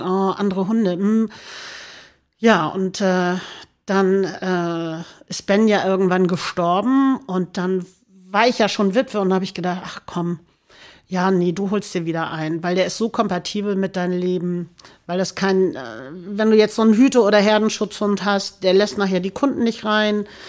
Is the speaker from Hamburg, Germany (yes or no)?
yes; Hamburg, Germany; also born or lived in St. Pauli, Hamburg; Mein, mein, mein, mein Heimatort in Hamburg ist Baumweg. Baumweg. Barmbek